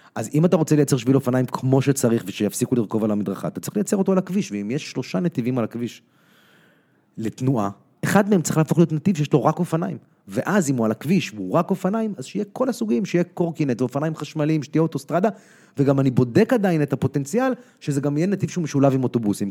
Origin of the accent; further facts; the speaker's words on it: Tel Aviv, Tel Aviv District, Israel; also born or lived in United States; אני גדלתי פה במרכז צפון ישן